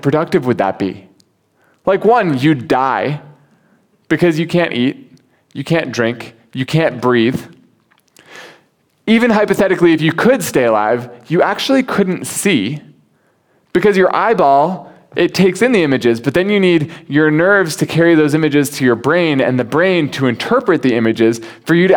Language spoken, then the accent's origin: English; United States; now in Hong Kong; As an American